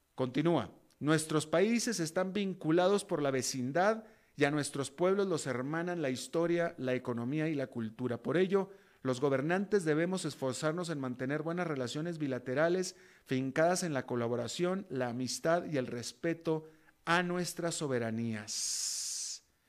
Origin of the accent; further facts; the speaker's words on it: Mexico; moved away; also born or lived in United States; soy alguien latinoamericano, sino soy mexicano y estadounidense